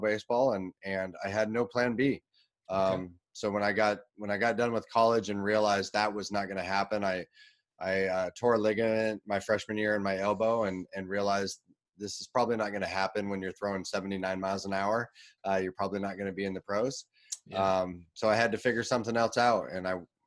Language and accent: English; Portland, Oregon, United States; I grew up in the Portland, Oregon area